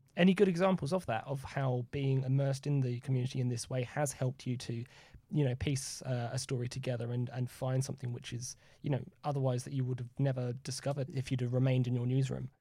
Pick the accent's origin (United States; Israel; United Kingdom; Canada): United Kingdom; as a British journalist